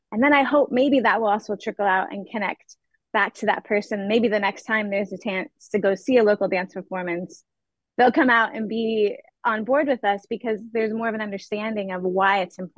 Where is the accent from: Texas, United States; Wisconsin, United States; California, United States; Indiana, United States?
Indiana, United States; I grew up mostly in Indiana.